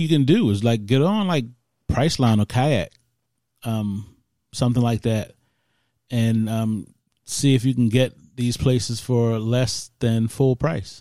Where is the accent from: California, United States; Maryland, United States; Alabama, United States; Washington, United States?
Maryland, United States; Baltimore; I'm from Baltimore